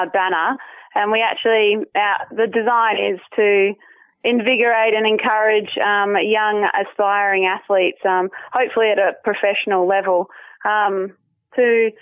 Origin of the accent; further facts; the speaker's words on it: Perth, Western Australia, Australia; moved away; also born or lived in Chicago; Perth, Western Australia, which is actually my hometown